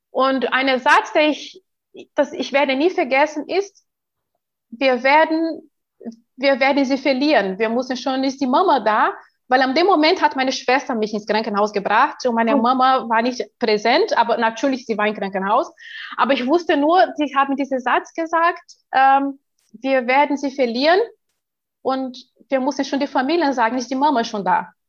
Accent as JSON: {"language": "German", "country": "Brazil", "second_language": "German", "said": "als ich neun Jahre alt äh, war, in Brasilien, ich bin ja Brasilianerin"}